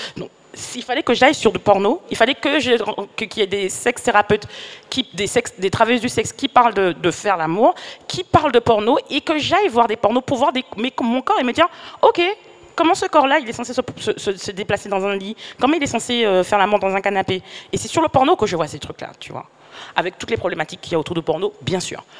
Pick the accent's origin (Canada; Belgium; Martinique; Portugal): Martinique; je suis martiniquaise